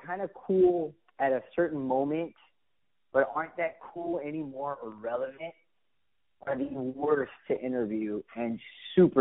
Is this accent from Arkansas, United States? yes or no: no; Miami, Florida, United States; moved away; also born or lived in Phoenix / Los Angeles / Houston; I was born and raised in Miami